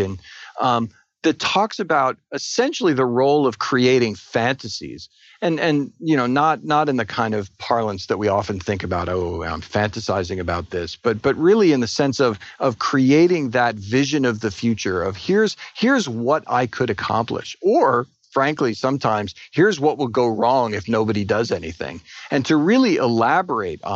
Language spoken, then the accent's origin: English; Edison, New Jersey, United States; now in Austin, United States; I grew up in Edison, New Jersey.